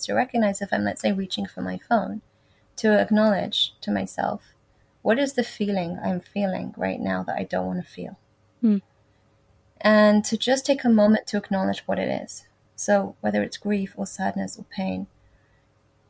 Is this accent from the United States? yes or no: no; England, United Kingdom; when I went into high school at the age of 11, in England